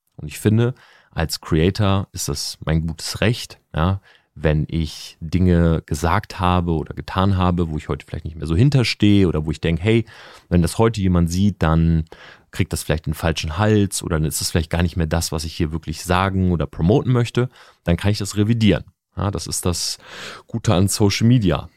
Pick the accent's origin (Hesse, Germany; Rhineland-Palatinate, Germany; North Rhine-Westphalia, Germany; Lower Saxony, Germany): Lower Saxony, Germany; Delmhorst; Ich bin in Delmhorst groß geworden